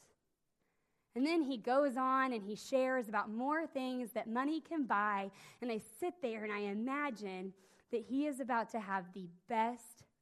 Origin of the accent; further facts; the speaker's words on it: Nowata, Oklahoma, United States; I grew up in Nowata, Oklahoma, which is in the northeastern part of the state